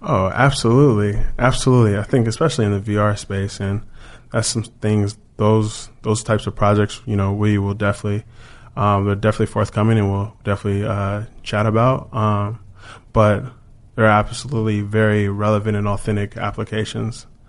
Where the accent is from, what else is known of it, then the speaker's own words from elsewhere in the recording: Chino Hills, California, United States; moved away as an adult; also born or lived in Washington, D.C. / New York; I grew up in Chino Hills